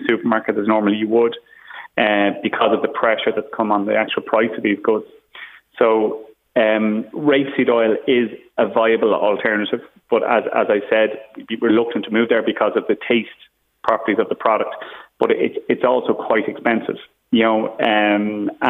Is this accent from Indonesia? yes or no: no; Ireland; as the Irish as a population